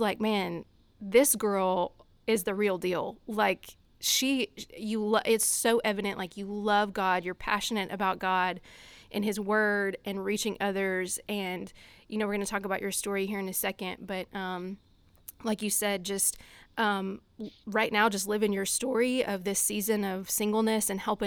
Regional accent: Louisiana, United States; accent: country accent; moved away as an adult; now in Boston, United States; So originally from Louisiana, pretty much as far south as you can get.

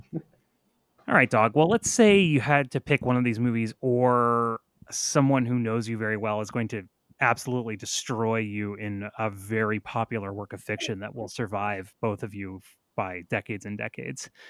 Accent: the South, United States; I'm from the South

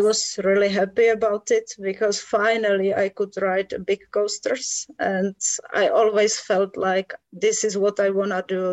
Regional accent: Czechia; I was born here and I still live here. So yes, all my life.

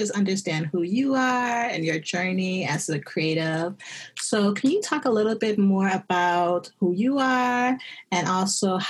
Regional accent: Chicago, Illinois, United States; born or raised there

